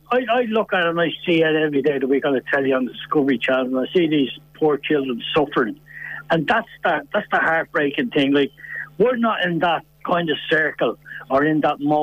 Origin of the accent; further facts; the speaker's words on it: Ireland; We're Irish